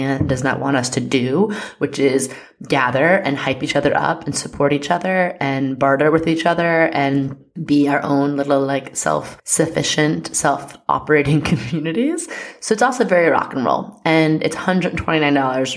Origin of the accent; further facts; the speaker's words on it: New York, United States; I am a New Yorker